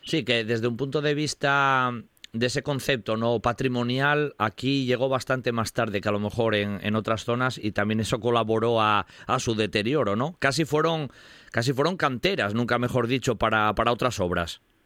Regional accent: Riosa, Asturias, Spain; yo soy de Ríos

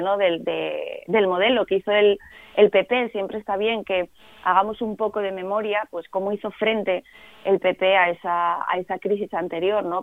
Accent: Asturias, Spain; a los asturianos y a las asturianas

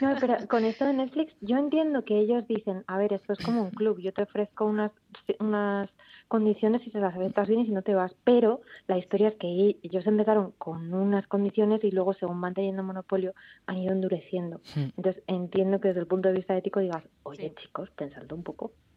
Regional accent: Rivas-Vaciamadrid, Community of Madrid, Spain; moved away as an adult; now in Oviedo, Spain; yo de Rivas, de Madrid

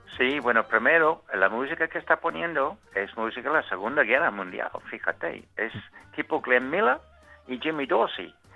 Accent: Hong Kong; moved away; nací en Hong Kong eh, hace cuarenta y tantos años

